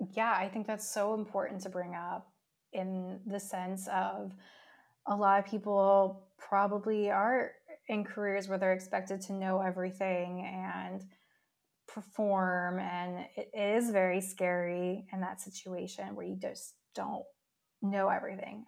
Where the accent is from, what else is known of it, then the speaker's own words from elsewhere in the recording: New York City, New York, United States; as a New Yorker myself